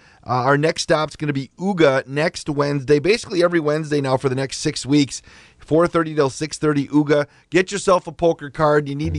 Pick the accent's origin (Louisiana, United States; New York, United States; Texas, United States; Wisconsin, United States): Wisconsin, United States; Wisconsin Rapids; now in Beaver Dam, United States; When I grew up in Wisconsin Rapids